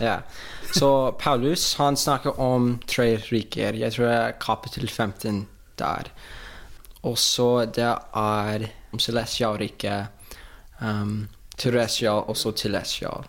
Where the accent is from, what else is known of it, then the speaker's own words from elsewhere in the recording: Oklahoma, United States; Norwegian is a second language; moved away as an adult; now in Norway; jeg kommer fra Oklahoma